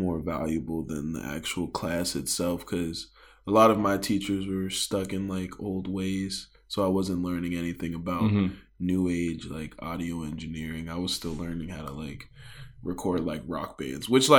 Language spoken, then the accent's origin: English; Upper Marlboro, Maryland, United States; I am from Upper Marlboro, Maryland. Born and raised. Never moved ever